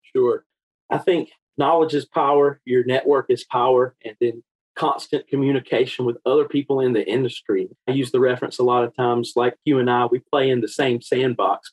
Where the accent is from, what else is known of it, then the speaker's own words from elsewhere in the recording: Eastern North Carolina, United States; I grew up in Eastern North Carolina, and that's still where home is for me today